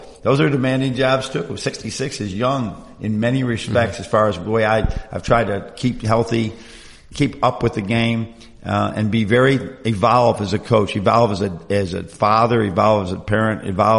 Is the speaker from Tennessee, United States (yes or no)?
no; Buffalo, New York, United States; also born or lived in Michigan; you know, I grew up in the Buffalo area. I've been in Michigan. You know, I've been in this Rust Belt, Lake Ontario, the changes.